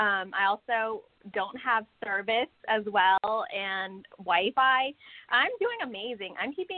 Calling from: California, United States; I'm from California.

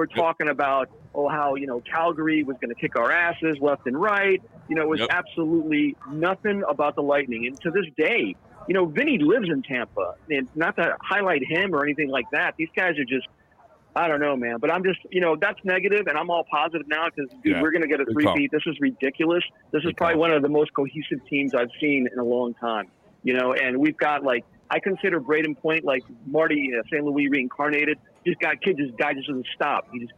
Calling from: Okinawa, Japan; Okinawa? Okinawa, Japan, bro.

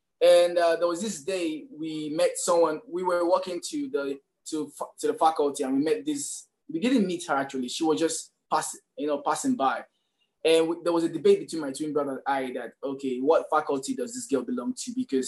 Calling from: Lagos, Nigeria; I'm calling from Lagos.

